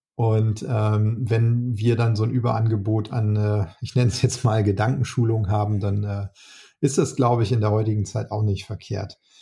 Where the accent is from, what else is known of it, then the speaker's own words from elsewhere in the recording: Northern Germany, Germany; als Norddeutscher